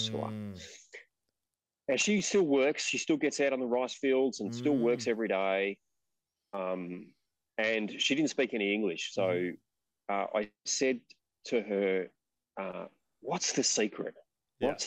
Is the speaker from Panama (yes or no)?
no; Australia; we're Australian